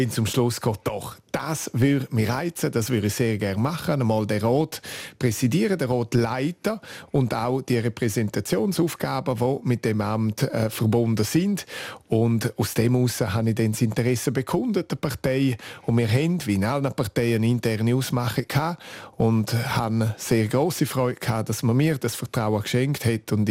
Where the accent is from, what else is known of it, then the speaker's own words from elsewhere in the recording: Graubünden, Switzerland; first language Romansh; German is a second language; Und auch ich habe Deutsch erst in der vierten Klasse angefangen zu lernen. Es ist effektiv meine Muttersprache, meine Herzenssprache.